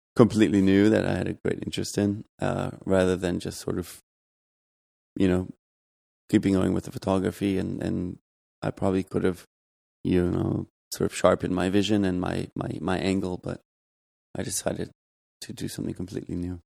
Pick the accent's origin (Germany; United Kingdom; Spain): Germany; moved away as an adult; also born or lived in Los Angeles, United States / Providence, Rhode Island, United States; now in New York, United States; I grew up in Germany